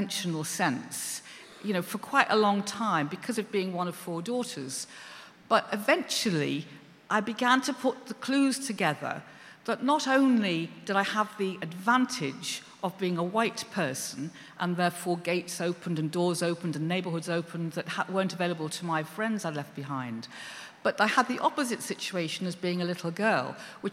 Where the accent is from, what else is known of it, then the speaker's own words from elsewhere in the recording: Liverpool, North West England, United Kingdom; I come from Liverpool